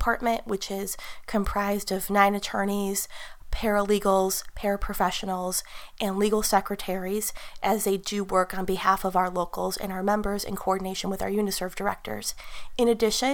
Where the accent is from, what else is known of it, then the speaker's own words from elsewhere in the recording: Chicago, Illinois, United States; I'm from Chicago, and I still reside in that area